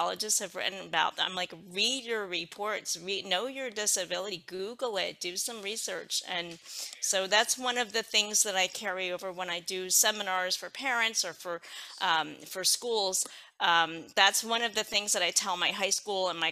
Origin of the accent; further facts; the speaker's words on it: Philadelphia, Pennsylvania, United States; I'm from Philadelphia, Pennsylvania